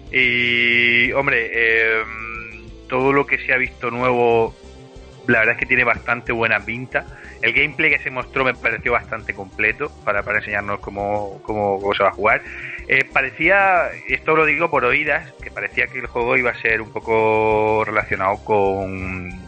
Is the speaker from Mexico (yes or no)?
no; Madrid, Community of Madrid, Spain; yo soy de Madrid, ¿sabes?